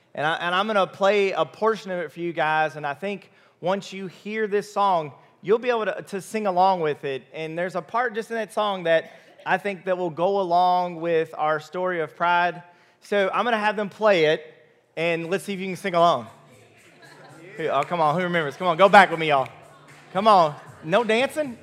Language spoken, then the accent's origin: English; Louisville, Kentucky, United States; I'm from Louisville. I've lived in two zip codes m, my whole life